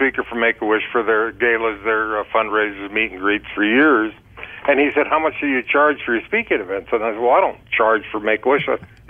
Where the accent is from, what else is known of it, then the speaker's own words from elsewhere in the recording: Prescott, Arizona, United States; this is my hometown, the city of Prescott